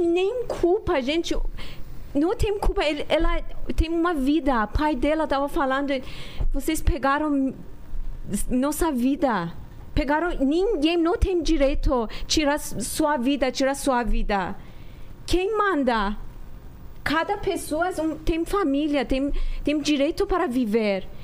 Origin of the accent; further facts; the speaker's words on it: Iran; now in Brazil; até quando que a gente saiu do Irã